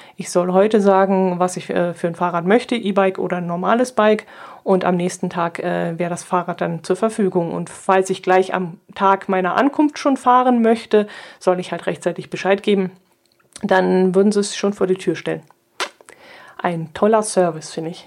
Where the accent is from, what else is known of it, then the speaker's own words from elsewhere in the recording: Southern Germany, Germany; Ich war jetzt als Süddeutsche natürlich dem Ganzen ein bisschen weit weg